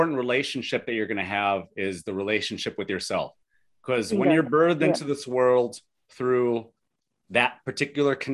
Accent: Lorain, Ohio, United States; also born or lived in Cuyahoga County, Ohio; I grew up in Lorain City in the county of Lorain. So Lorain City, Lorain County in Ohio

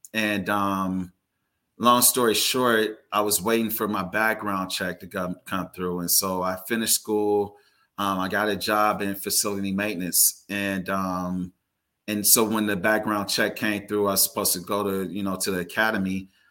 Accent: Carson, California, United States; I was born and raised in the Los Angeles area, um, primarily in Carson, California

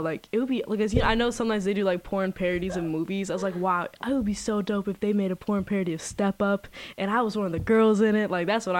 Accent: Guatemala; I'm Guatemalan.

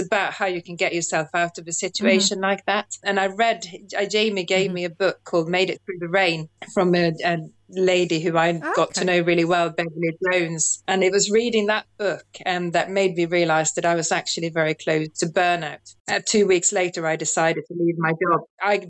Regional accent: Sweden; moved away as an adult; also born or lived in London / South Wales; now in United Kingdom; Originally from Sweden, but have lived in the UK for nearly 30 years now.

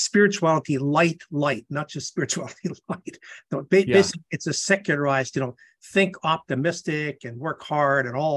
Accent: Canadian Prairies, Canada; moved away as an adult; also born or lived in Edmonton; now in San Antonio, United States; No, I'm a Canadian. I was born in the Canadian prairies.

